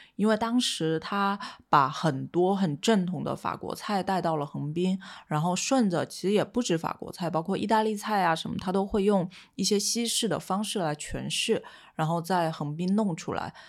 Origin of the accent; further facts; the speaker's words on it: Quanzhou, Fujian, China; moved away; 身为闽南人，其实我从小到大对蚝是情有独钟的。因为在泉州吃海蛎是很日常的一件事情